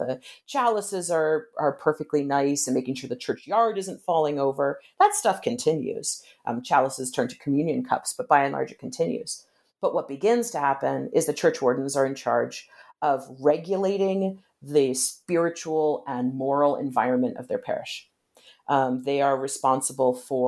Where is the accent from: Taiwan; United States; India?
United States; moved away; also born or lived in Britain; I'm an American, but I've lived a lot of time in Britain